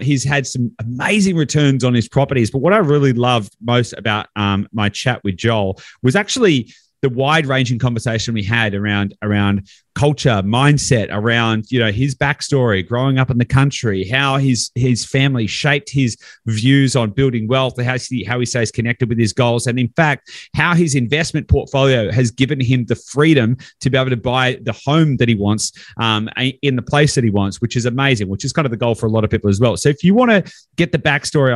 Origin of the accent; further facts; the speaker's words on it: East Gippsland, regional Victoria, Australia; I grew up in a pretty small country town as well. So I'm regional Victoria. So east Gippsland